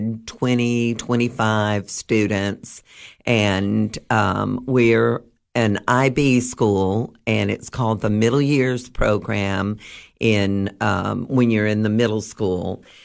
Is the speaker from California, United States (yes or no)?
no; Alaska, United States; born there; also born or lived in Guam / Germany; I was born in Alaska before it was a state. That gives you a little bit of a history of how old I am.